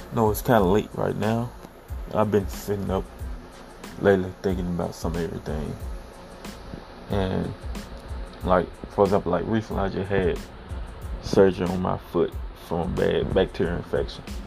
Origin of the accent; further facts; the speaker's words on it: the South, United States; I'm originally from the South. Grew up, nice sized family